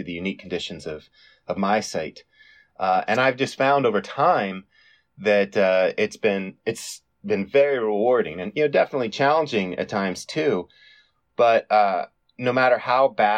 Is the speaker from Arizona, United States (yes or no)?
yes; Tucson, Arizona, United States; in my hometown of Tucson, Arizona